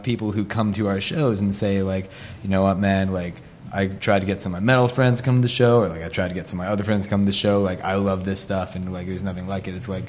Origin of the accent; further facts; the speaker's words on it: Los Angeles, California, United States; And I grew up in, kind of downtown, and then moved out to the west side in Los Angeles.